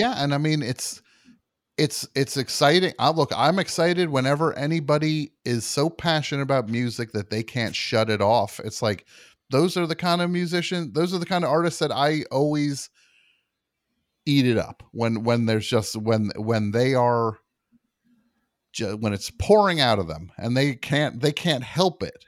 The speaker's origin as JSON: {"language": "English", "region": "New Jersey", "country": "United States", "tie": "born or raised there", "said": "growing up in New Jersey"}